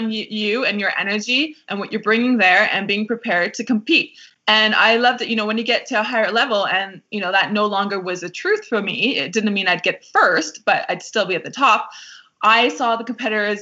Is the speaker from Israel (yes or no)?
no; Canada; I felt proud to be Canadian